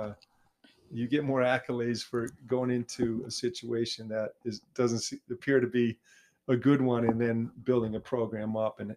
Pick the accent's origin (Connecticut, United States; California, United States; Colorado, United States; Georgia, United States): Connecticut, United States; Groton; I grew up in Groton, Connecticut